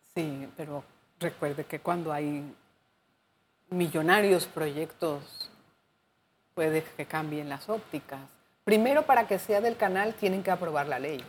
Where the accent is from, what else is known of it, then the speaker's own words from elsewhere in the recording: Panama; como panameños